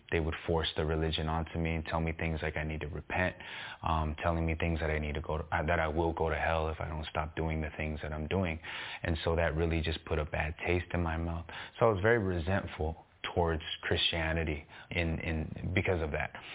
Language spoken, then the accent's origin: English; San Gabriel Valley, California, United States; when I was younger, I grew up in the San Gabriel Valley.